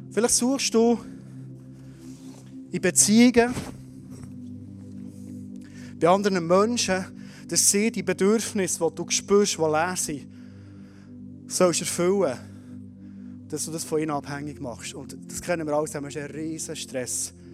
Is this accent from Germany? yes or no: no; Bern, Switzerland; Wir als Berner Oberländer, wir nicht verschwenden.